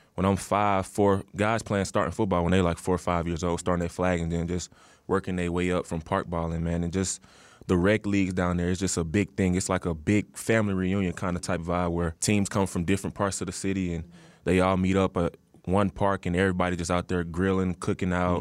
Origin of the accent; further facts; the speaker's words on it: Atlanta, Georgia, United States; moved away; growing up in Atlanta